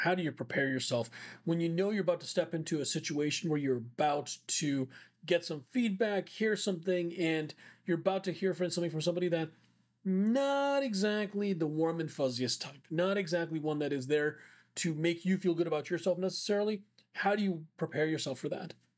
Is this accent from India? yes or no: yes; India; I'm Indian